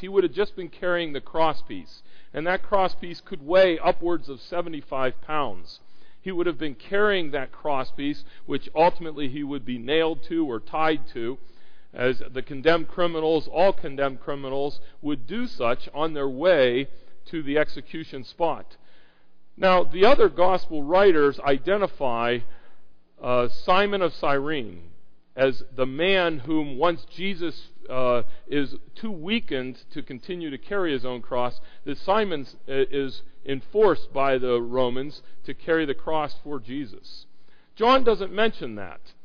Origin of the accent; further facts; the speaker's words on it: Pittsburgh, Pennsylvania, United States; We're from the Pittsburgh area